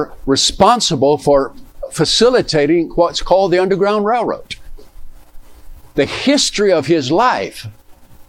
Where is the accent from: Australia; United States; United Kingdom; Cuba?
United States; Mobile, Alabama; moved away as an adult; I was raised in Mobile, Alabama